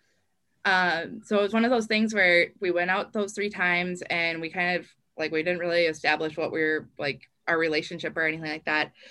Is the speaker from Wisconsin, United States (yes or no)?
yes; northern Wisconsin, United States; I was a, a regional reporter, kind of had the northern Wisconsin area um, down past my hometown